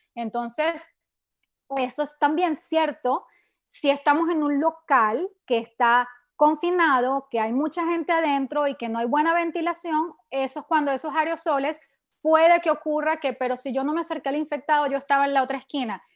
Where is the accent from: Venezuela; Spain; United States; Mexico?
Venezuela; yo soy de Venezuela